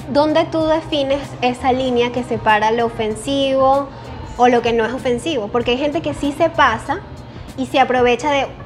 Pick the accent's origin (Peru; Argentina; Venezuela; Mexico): Venezuela; Y eso pasa mucho con nosotros los venezolanos. Bueno, digo nosotros porque somos venezolanos.